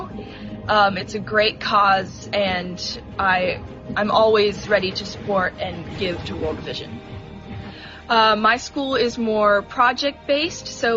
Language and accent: English; Washington, United States; also born or lived in Issaquah, Washington; I was born in Washington, and we have been in Issaquah for 4 to 5 years